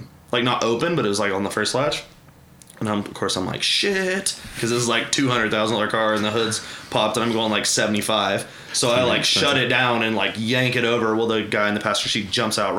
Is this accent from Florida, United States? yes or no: no; Edmond, Oklahoma, United States; also born or lived in Las Vegas; I grew up in Edmond, went to Memorial